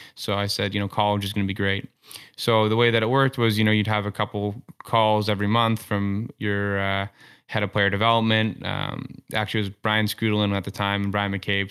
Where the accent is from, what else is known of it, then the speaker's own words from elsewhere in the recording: Toronto, Ontario, Canada; growing up in Toronto and just being consumed by hockey twenty four seven